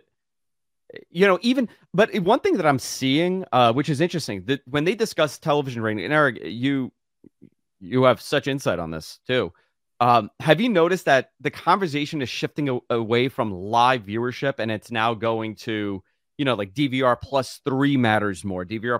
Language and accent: English; Queens, New York, United States; You're in my hometown in Queens.